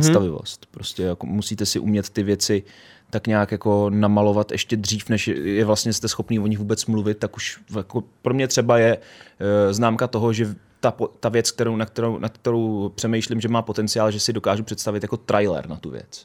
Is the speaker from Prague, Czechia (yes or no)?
no; Pečky, Central Bohemian Region, Czechia; já jsem z Peček